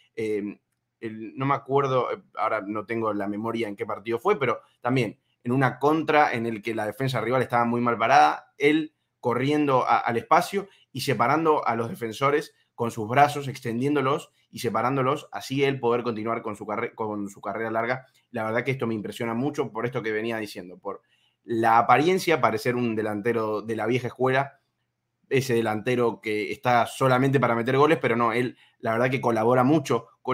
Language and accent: Spanish; Argentina; siendo argentino